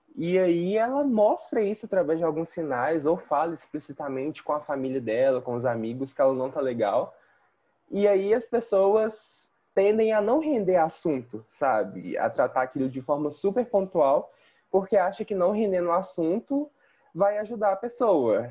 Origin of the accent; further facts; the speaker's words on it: Belo Horizonte, Minas Gerais, Brazil; Eu sou daqui de Belo Horizonte mesmo